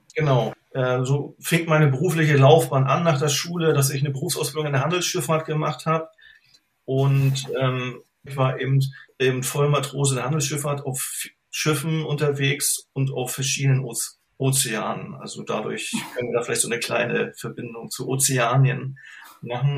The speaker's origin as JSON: {"language": "German", "country": "Germany", "tie": "born or raised there", "said": "bin in der DDR aufgewachsen"}